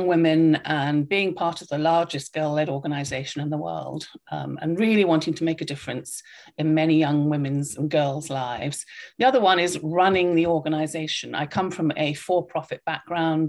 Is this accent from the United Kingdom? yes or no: yes; United Kingdom; moved away as an adult; now in Illinois, United States; everybody can probably tell from my accent that I grew up in the UK